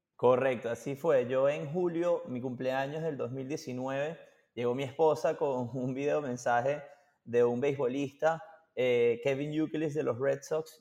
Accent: Venezuela; moved away; also born or lived in Boston; nosotros somos de Venezuela

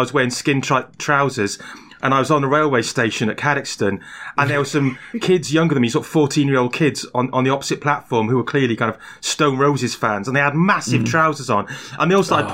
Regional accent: Barry, Wales, United Kingdom; accent: Welsh; also born or lived in England; my Welsh accent marked me out as a common peasant. Um, oh, and, uh, and on arriving back in Wales, I found out I'd picked up an English accent

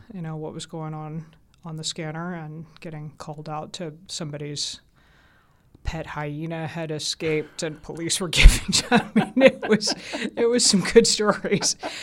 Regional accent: Atlanta, Georgia, United States; born or raised there; accent: southern; moved away; also born or lived in Augsburg, Germany / United Kingdom

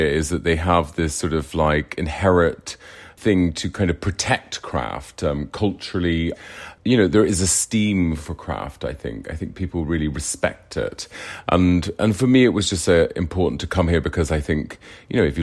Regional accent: Ireland; moved away; I'm originally from Ireland

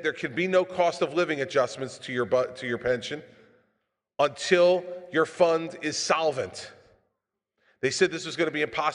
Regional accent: New Jersey, United States; I'm from New Jersey

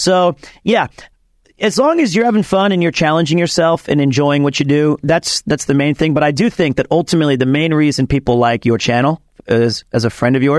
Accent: Osaka, Japan; I'm from Osaka, so I can be like this.

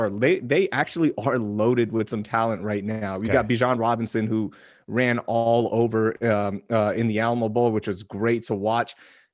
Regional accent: Pakistan; now in United States; I'm a Pakistani immigrant, okay? And I was the third student of my family to be at the University of Texas.

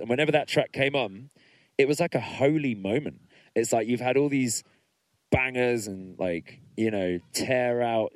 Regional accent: Middlesex, London, United Kingdom; I'm from Middlesex

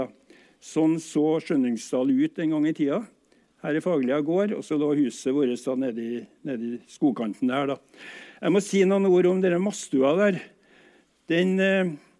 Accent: Trondheim, Trøndelag, Norway; jeg er født i Fagerlia. Og den gang var Fagerlia gård, og huset vårt ja, ca. 100 meter innafor den røde strek, altså i, den, i, i, det som var Bymarka den gangen

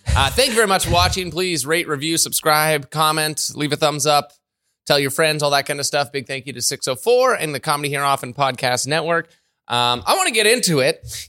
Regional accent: Ontario, Canada; moved away as an adult; also born or lived in Calgary; now in British Columbia, Canada; when we were in Calgary or even growing up in Ontario

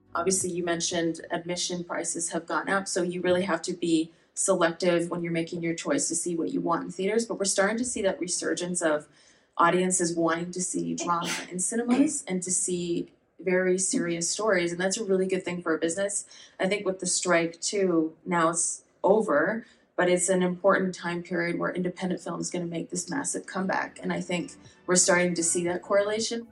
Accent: Saskatoon, Saskatchewan, Canada; I am from Treaty 6 from Saskatoon

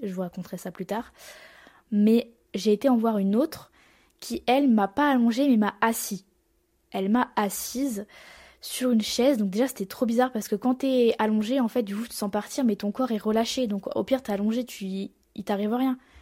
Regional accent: Marseille, Provence-Alpes-Côte d'Azur, France; accent: marseillais; j'ai l'accent marseillais

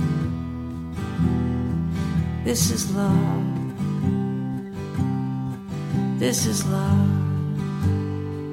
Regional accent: Ontario, Canada; moved away as an adult; now in Edmonton, Canada; I'm from Ontario originally

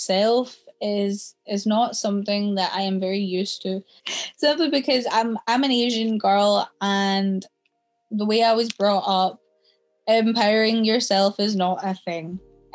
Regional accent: South India, India; moved away; I was born in India

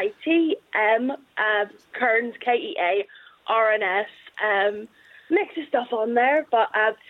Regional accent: Belfast, Northern Ireland, United Kingdom; I am from Belfast.

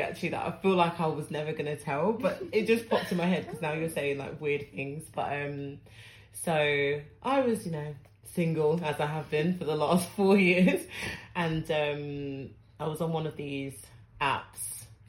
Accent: Ghana; No, but I'm from Ghana, it's fine. I love my brothers.

